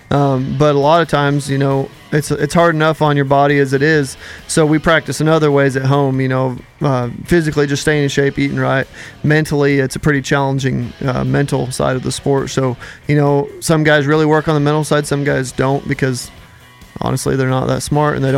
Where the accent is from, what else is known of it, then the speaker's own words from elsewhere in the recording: Colorado, United States; I grew up, born and raised in Colorado.